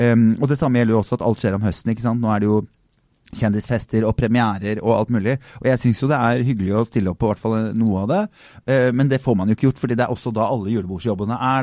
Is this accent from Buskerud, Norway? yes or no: yes; Drammen, Buskerud, Norway; jeg er jo fra Drammen